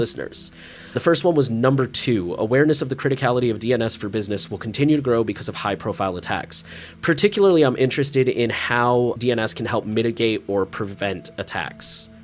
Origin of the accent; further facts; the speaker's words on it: United States; As an American privacy enthusiast